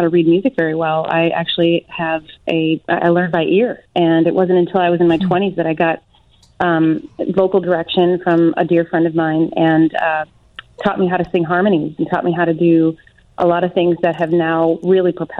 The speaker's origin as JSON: {"language": "English", "town": "Arlington Heights", "region": "Illinois", "country": "United States", "tie": "born or raised there", "said": "I grew up in Arlington Heights, Illinois, and so, you know, I'm definitely local"}